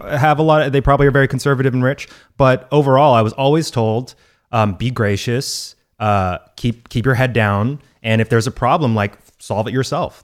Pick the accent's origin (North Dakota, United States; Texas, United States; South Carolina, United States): Texas, United States; my home state of Texas.